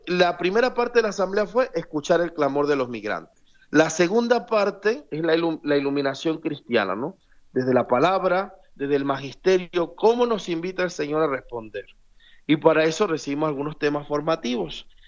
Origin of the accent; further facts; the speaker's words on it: Venezuela; yo como venezolano